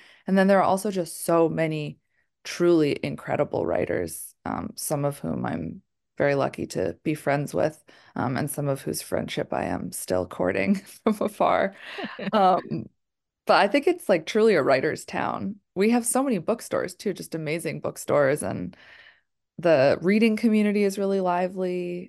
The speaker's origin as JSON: {"language": "English", "region": "Massachusetts", "country": "United States", "said": "I'm from Massachusetts."}